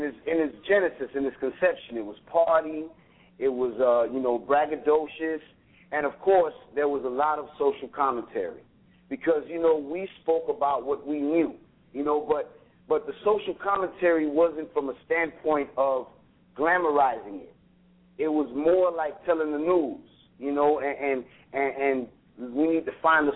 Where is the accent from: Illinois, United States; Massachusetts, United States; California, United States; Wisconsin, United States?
Illinois, United States; Chicago; also born or lived in Racine; I was living in Chicago. I'm from Chicago